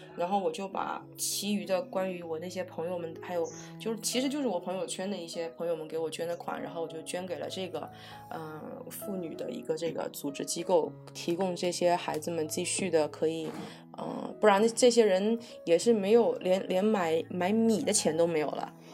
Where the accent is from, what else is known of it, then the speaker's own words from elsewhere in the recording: Fujian, China; moved away; 我老家是福建人